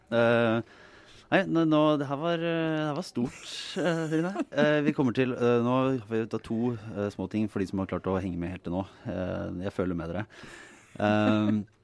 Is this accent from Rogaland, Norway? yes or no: no; Bergen, Vestland, Norway; Den harde, harde bergensmiljøet. Jeg sto på et busskur der jeg vokste opp.